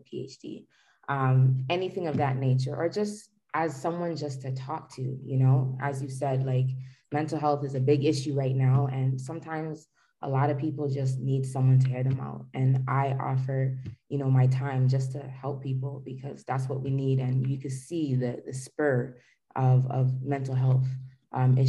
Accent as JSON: {"language": "English", "town": "Toronto", "region": "Ontario", "country": "Canada", "tie": "born or raised there", "said": "I was born and raised in Toronto"}